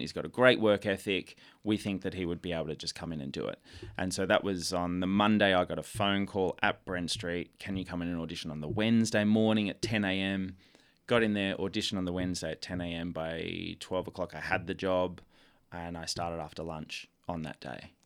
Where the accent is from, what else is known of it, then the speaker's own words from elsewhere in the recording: Melbourne, Victoria, Australia; I'm from Melbourne, this tiny seaside town called Seaford, just near Frankston in the south